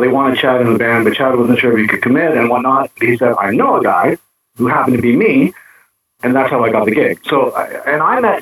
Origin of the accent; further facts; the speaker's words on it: Toronto, Ontario, Canada; now in Windsor, Canada; I live in Windsor right now. I'm originally from Toronto and ended up in Windsor